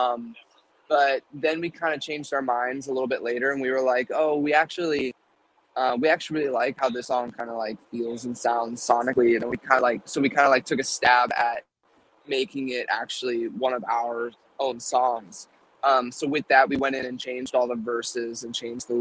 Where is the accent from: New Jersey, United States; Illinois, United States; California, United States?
California, United States; born or raised there